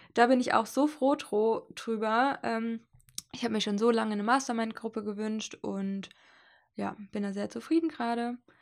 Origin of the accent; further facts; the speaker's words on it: Hesse, Germany; moved away; also born or lived in Leipzig; nach Hessen gefahren, wo ich herkomme und wo meine Mutter wohnt und die Familie